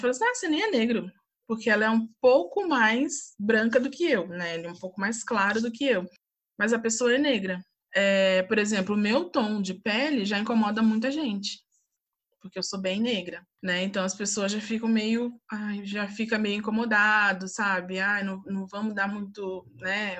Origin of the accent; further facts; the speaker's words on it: Volta Redonda, Rio de Janeiro, Brazil; now in São José dos Campos, Brazil; nasci em Volta Redonda, vim para São José dos Campos